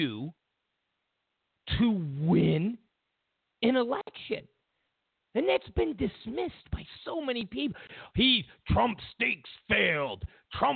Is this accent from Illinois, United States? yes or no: no; California, United States; I'm from California